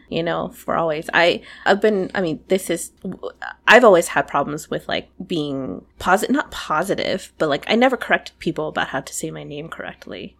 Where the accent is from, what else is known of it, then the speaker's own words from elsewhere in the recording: United States; I'm an American, but I was raised by foreigners